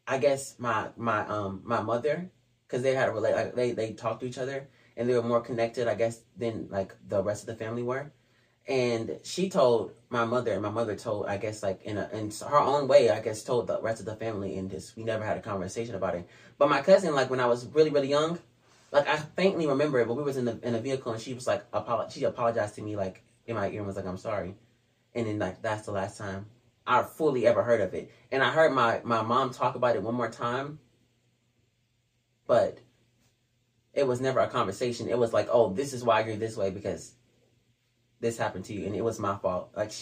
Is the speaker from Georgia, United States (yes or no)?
yes; Georgia, United States; also born or lived in California; when I came here, I got in first grade when I came to Georgia from California.